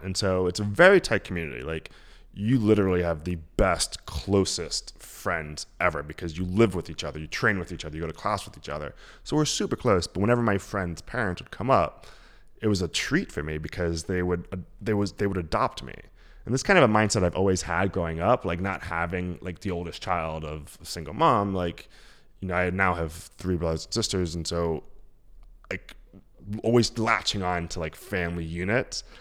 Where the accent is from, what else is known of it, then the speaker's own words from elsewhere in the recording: New York City, New York, United States; accent: thick New York; also born or lived in Queens, New York; So we left Harlem probably when I was like, I don't know, twelve or so. So my, like, so my formative years probably were Queens, but, like, I grew up in Harlem